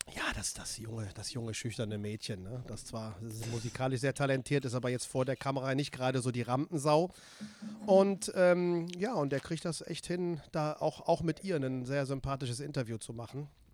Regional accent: Siegburg, North Rhine-Westphalia, Germany; also born or lived in Seelscheid; Ich komme, ich bin in Siegburg geboren.

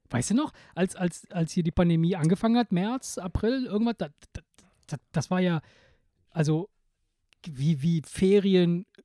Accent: Italy; moved away; bei uns in Italien, ich, ich erinnere mich als Kind

